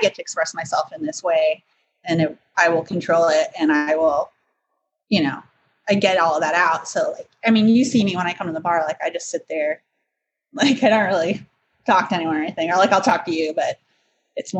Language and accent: English; Evanston, Illinois, United States; I grew up in Chicago